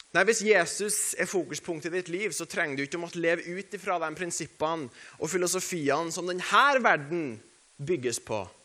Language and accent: Norwegian; Norway; vi er nordmenn